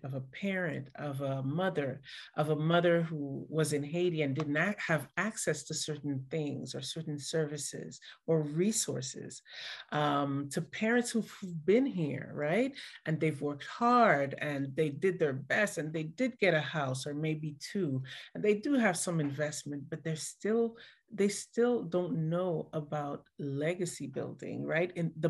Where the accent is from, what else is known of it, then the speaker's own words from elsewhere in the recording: Montreal, Quebec, Canada; And then we ended up growing up in Montreal, Canada.